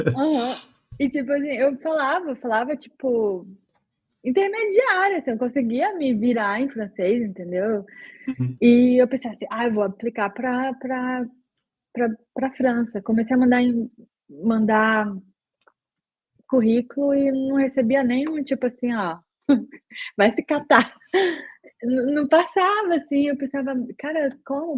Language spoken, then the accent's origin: Portuguese; Belém, Pará, Brazil; moved away as an adult; also born or lived in Porto Alegre, Brazil; now in Berlin, Germany; eu sou de Belém do Pará, terra da Joelma